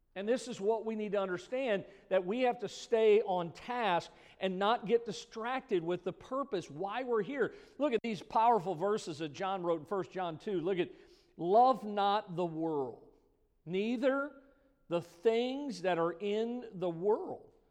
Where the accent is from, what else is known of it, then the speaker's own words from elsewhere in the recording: United States; I was born in America